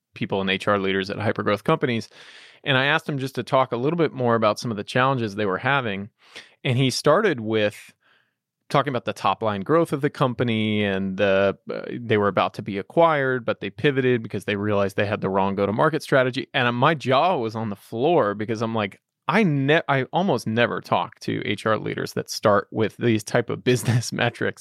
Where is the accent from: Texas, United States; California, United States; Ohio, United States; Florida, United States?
Texas, United States; I grew up in Texas